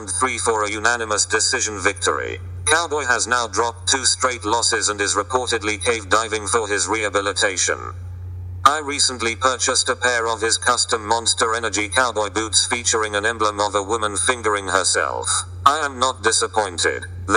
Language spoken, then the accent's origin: English; New York City, New York, United States; I am an unemployed MMA journalist born and raised in Queens